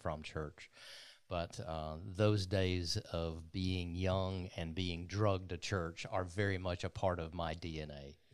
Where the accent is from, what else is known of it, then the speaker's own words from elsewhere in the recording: LaFayette, Georgia, United States; North Georgia, a little town called Lafayette